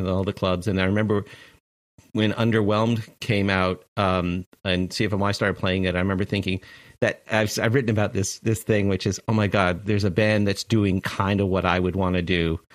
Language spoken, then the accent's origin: English; Toronto, Ontario, Canada; moved away as an adult; now in United States; I was born in Toronto in, uh, in, in right downtown